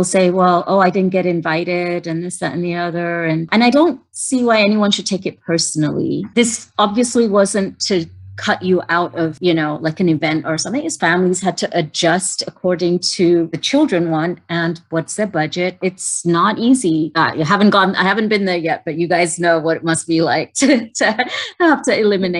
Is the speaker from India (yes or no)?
yes; India; And we have actually loved the fact that we are Indian.